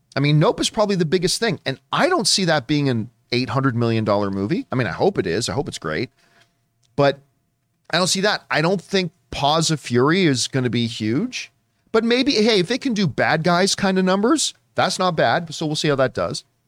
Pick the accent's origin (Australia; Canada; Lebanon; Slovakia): Canada; now in Southern California, United States; being a Canadian that has moved down to Southern California